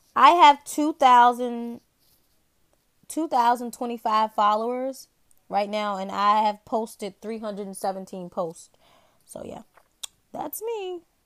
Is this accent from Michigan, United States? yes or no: no; Virginia, United States; I'm from a small town in the state of Virginia.